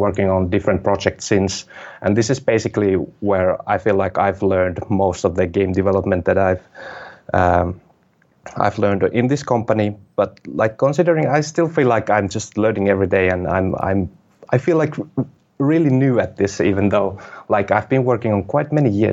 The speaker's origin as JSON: {"language": "English", "town": "Kajaani", "region": "Kainuu", "country": "Finland", "tie": "born or raised there", "said": "development school in my hometown here in Kajaani"}